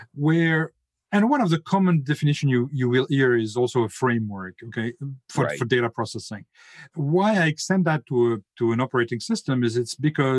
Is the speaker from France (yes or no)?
yes; France; English is a second language; now in North Carolina, United States; as my accent is a bit of a treason for me, I'm French, but I now live in the US, in North Carolina